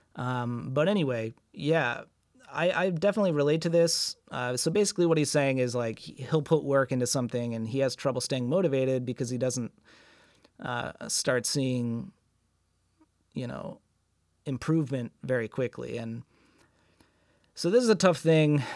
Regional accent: United States; as an American abroad

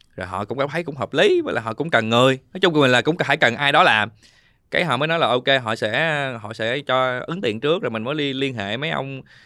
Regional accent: Binh Duong, Vietnam; mình sinh ra ở Bình Dương

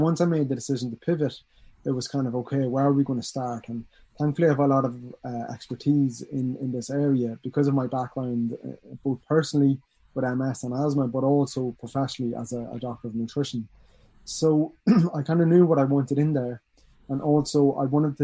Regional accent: Dundalk, Leinster, Ireland; also born or lived in Dublin / Washington, D.C. / Australia; I'm from Dundalk

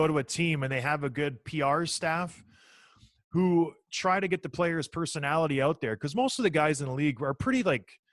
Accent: St. Catharines, Ontario, Canada; I grew up in St. Catharines, Ontario, so just down the road from Toronto

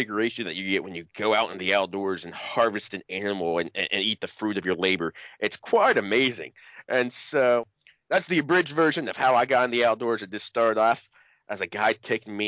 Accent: Cincinnati, Ohio, United States; I'm from Cincinnati, Ohio, the great state of Ohio

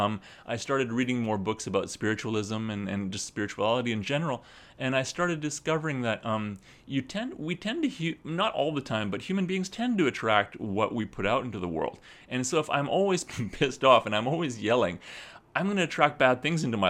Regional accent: Western Canada, Canada; born or raised there; moved away as an adult; also born or lived in British Columbia; now in Japan

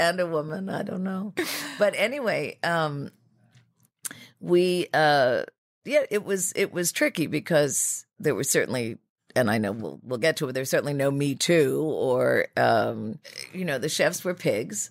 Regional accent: New York City, New York, United States; Riverdale, um, which was, you know, uh, is still sort of an oat section of the Bronx

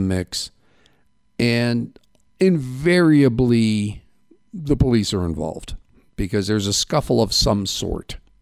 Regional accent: Midwest, United States; now in Safford, United States; where I grew up in the Midwest

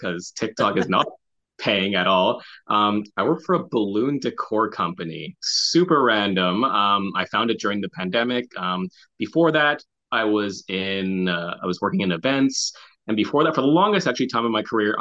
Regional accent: Montreal, Quebec, Canada; moved away as an adult; now in Toronto, Canada; born and raised in Montreal, but I've lived in Toronto for the last 7 years

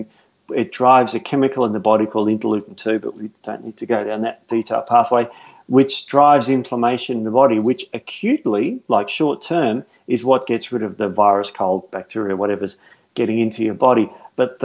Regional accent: Melbourne, Victoria, Australia; moved away; I'm from Melbourne

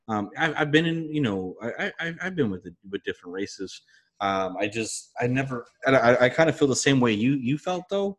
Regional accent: United States; I'm from America

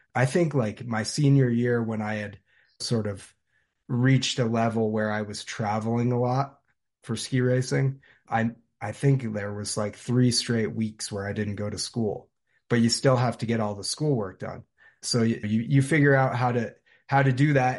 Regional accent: South Londonderry, Vermont, United States; I grew up in South Londonderry, Vermont, which is about ten minutes from Stratton Mountain

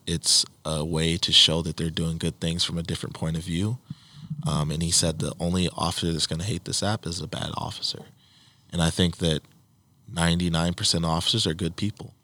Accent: Saint Paul, Minnesota, United States; Mike and I growing up in Saint Paul, we knew the Castile family very well

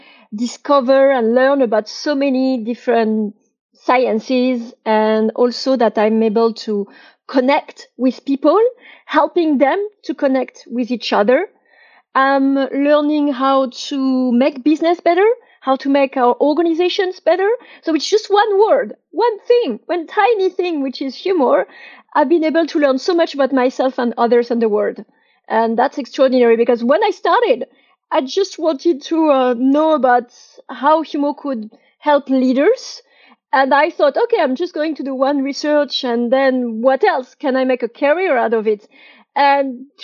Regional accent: French Riviera, Provence-Alpes-Côte d'Azur, France; moved away as an adult; also born or lived in London; I grew up on the French Riviera, not in Paris

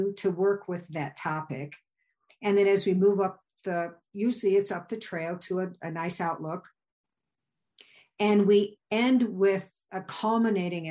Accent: Illinois, United States; moved away as an adult; also born or lived in Virginia / Wyoming; I grew up in Illinois.

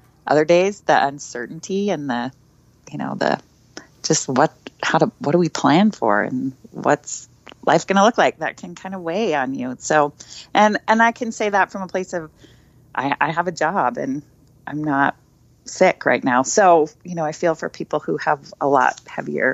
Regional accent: Salt Lake City, Utah, United States; I grew up in Salt Lake City

